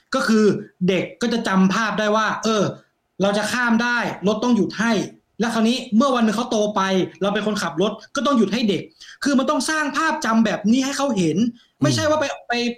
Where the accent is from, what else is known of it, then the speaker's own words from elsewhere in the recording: Thailand; moved away as an adult; now in New Zealand; ตอนที่เราผ่านมาในไทยมากตอนเด็กๆ